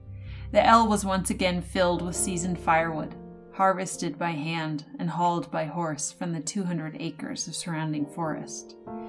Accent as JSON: {"language": "English", "region": "Connecticut", "country": "United States", "tie": "born or raised there", "lives_now": "Maine, United States", "said": "My parents met and married in Maine, and my grandmother lived here for most of my childhood. But I was born and raised in Connecticut. We moved a lot, but Maine remained the constant in my life, and now I live here."}